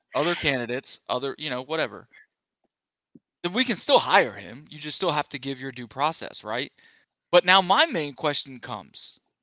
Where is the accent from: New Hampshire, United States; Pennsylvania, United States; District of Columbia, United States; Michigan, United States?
Pennsylvania, United States; Philadelphia; I grew up in Philly